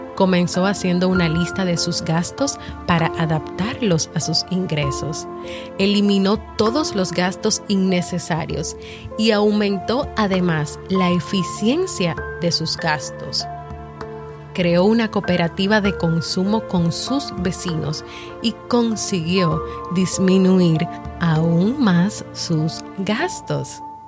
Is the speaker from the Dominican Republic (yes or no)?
yes; Dominican Republic; mi país, República Dominicana